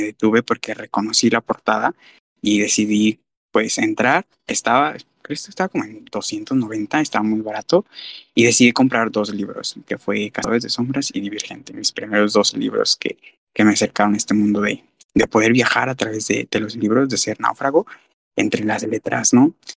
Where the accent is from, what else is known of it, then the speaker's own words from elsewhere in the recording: Guadalajara, Jalisco, Mexico; soy de Guadalajara